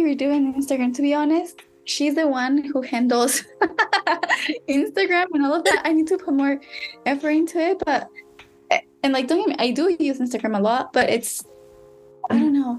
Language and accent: English; Mexico; moved away; I was born in Mexico